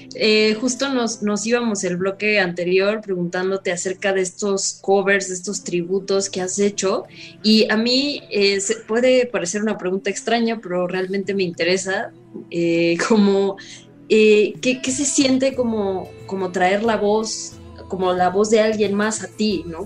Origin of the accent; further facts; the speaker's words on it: Mexico; así soy yo, de México para el mundo